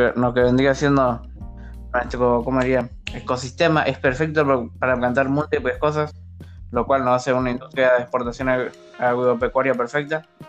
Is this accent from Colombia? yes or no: no; Argentina